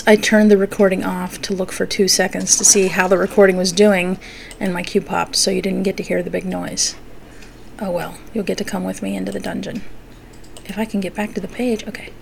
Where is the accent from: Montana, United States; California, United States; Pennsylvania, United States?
Pennsylvania, United States; Pennsylvania Dutch territory, United States; I'm from Pennsylvania Dutch territory